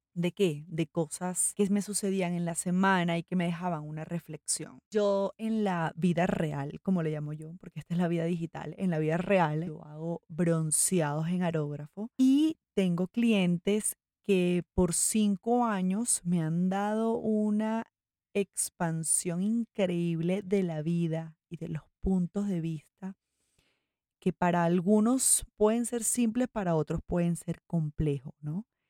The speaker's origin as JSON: {"language": "Spanish", "country": "Venezuela", "moved": "as an adult", "lives_now": "Medellín, Colombia", "said": "Yo soy venezolana, vivo en Colombia desde hace seis años"}